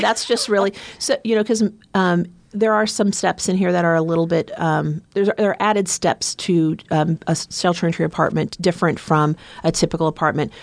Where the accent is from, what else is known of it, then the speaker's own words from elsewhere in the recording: Omaha, Nebraska, United States; I am uh, born and raised in Omaha, Nebraska